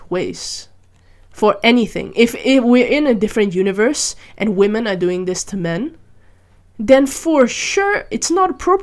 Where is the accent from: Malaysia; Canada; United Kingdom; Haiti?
Malaysia; I grew up in Malaysia